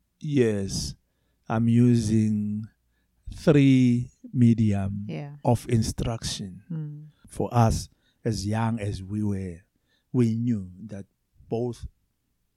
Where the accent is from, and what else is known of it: South Africa; first language Zulu; English is a second language